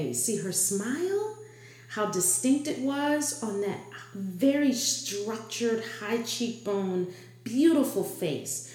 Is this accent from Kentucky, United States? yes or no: no; New Orleans, Louisiana, United States; moved away; also born or lived in New York City; growing up in Louisiana with the Southern heritage